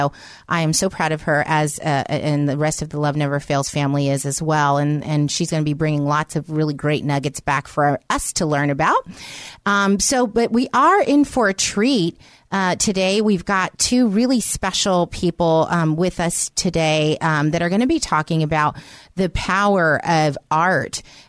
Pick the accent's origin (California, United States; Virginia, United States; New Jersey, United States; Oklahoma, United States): California, United States; San Francisco; I grew up in San Francisco